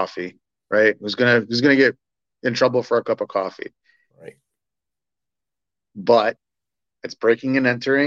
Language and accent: English; Toronto, Ontario, Canada; moved away as an adult; I was born and raised in Toronto